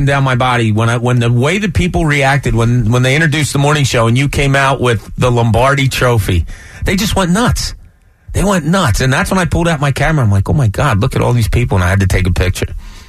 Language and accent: English; Philadelphia, Pennsylvania, United States; Hey, Philly, you know I'm from Philly too.